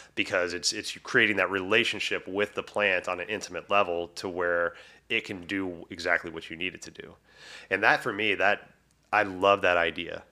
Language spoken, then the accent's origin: English; Texas, United States; moved away as an adult; now in Washington, United States; I'm from Texas, but it's been twenty years, you know, since I moved, uh, up to Washington.